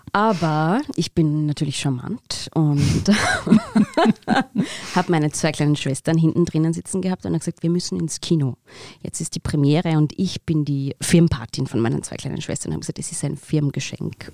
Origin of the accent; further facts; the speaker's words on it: Pfarrkirchen, Bavaria, Germany; Im Pfarrkirchen, in dem Ort, wo ich aufgewachsen bin